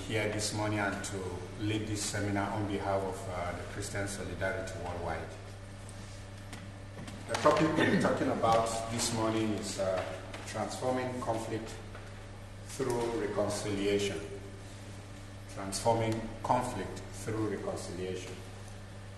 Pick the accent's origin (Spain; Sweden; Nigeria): Nigeria; I come from Nigeria. I live in Nigeria, in northern part of Nigeria.